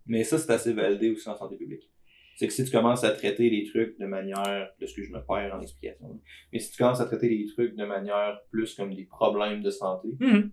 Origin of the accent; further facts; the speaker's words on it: Beauce, Quebec, Canada; je suis Beauceron